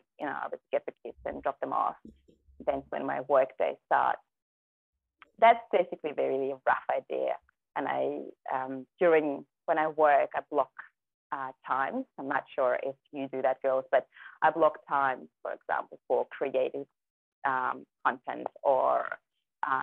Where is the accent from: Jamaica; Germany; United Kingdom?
Germany; English is a second language; moved away as an adult; also born or lived in Kazakhstan; now in Gerringong, Australia; we grew up in Germany.